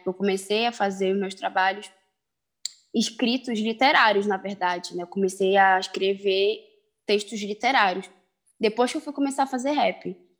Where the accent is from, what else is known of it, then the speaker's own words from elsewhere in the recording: Belém, Pará, Brazil; tenho 22 anos e sou daqui de Belém do Pará.